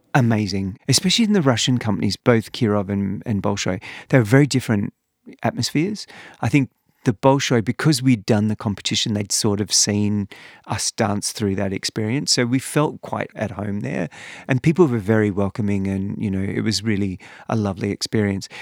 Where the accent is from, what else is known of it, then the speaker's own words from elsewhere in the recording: Perth, Western Australia, Australia; I grew up in Perth